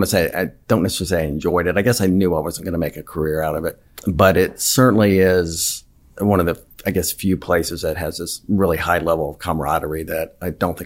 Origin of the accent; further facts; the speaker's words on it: Orlando, Florida, United States; moved away; I grew up in Florida.